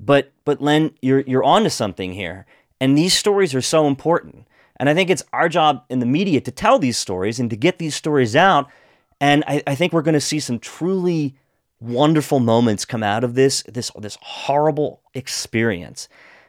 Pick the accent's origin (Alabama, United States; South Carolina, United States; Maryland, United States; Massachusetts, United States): Maryland, United States; Washington County; now in Montgomery County, Maryland, United States; as a Washington County native, born, raised, educated, family is still there. I love my hometown.